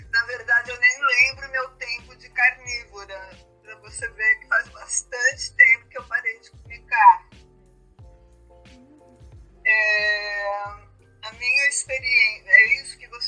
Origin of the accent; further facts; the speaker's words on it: São Paulo, Brazil; sou de São Paulo, brasileira.